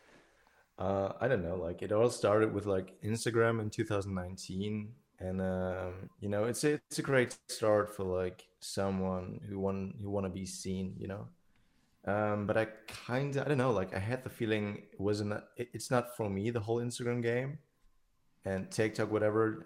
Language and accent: English; Germany; I'm in Germany, uh, my hometown